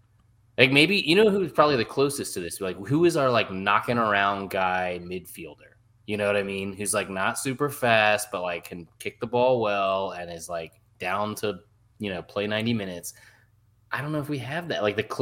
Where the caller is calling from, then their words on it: London, United Kingdom; also born or lived in Arlington, Virginia; I'm calling in from London.